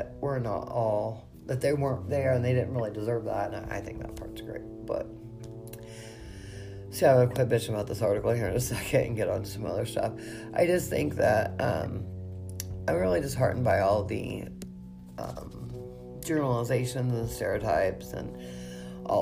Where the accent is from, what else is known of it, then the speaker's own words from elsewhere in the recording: Indiana, United States; I have worked really hard in my hometown to break the stereotype of witches